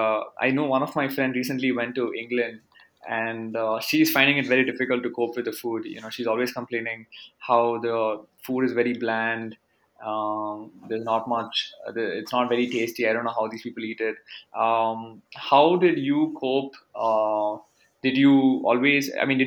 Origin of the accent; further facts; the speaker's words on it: Bangalore, Karnataka, India; I'm from South India